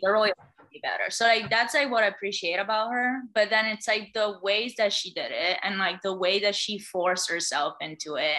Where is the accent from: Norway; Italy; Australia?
Italy; me being the Italian girl that I am